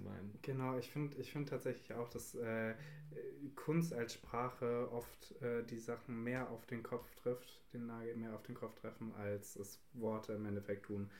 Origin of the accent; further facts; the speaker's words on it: Italy; als Italiener